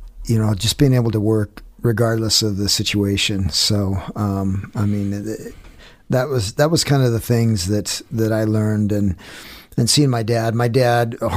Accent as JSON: {"language": "English", "town": "Star", "region": "Idaho", "country": "United States", "tie": "born or raised there", "also_born_or_lived": "California / Boise", "said": "I grew up on a farm there in Star, Idaho, and went to Lowell Scott Junior High there on off of Eagle Road and McMillan, and then I went to Meridian High"}